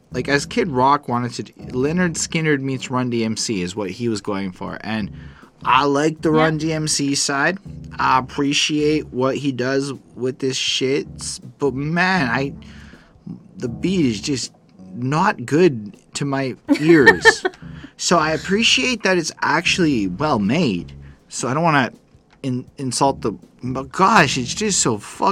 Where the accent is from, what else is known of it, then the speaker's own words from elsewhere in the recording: Montreal, Quebec, Canada; I am a city boy, born and raised in Montreal